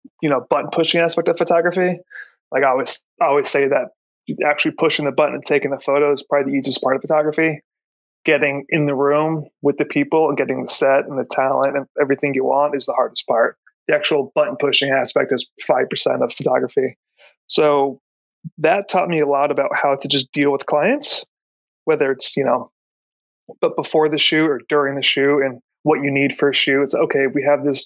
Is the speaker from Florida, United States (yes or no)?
yes; Florida, United States; moved away as an adult; also born or lived in Brooklyn, New York; now in New York, United States; I grew up in Florida